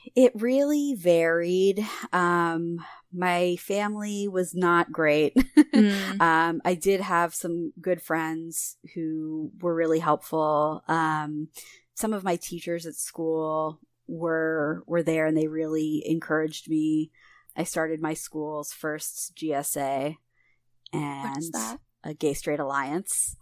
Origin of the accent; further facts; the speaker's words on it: Philadelphia, Pennsylvania, United States; I'm from Philadelphia originally